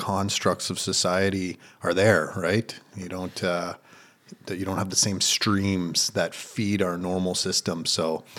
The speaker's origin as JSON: {"language": "English", "region": "Ontario", "country": "Canada", "said": "I was originally from Northern Ontario in Canada. I was an outdoors guy."}